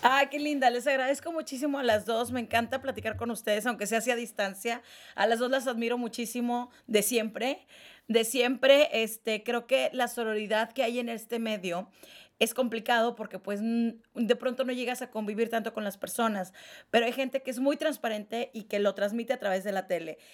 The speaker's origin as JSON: {"language": "Spanish", "region": "northern Mexico", "country": "Mexico", "moved": "yes", "lives_now": "Mexico City, Mexico", "said": "foráneas, norteñas"}